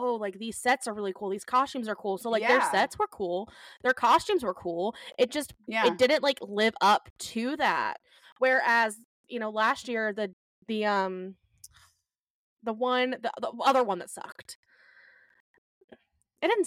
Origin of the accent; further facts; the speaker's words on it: Georgia, United States; As anybody who was born and raised in Georgia